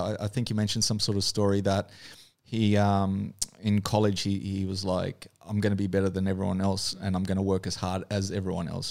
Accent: New Zealand; accent: Kiwi; now in Australia; I grew up in New Zealand, so I actually moved over there as, as a kid.

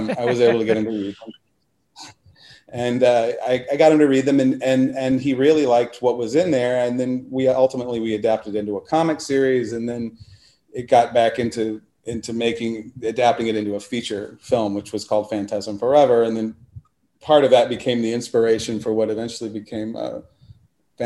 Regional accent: Houston, Texas, United States; I grew up in Houston, Texas

